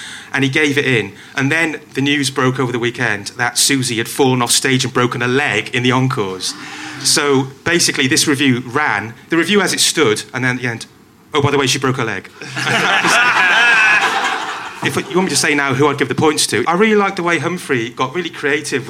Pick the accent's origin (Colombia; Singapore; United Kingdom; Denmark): United Kingdom; Welsh, Wales; I'm Welsh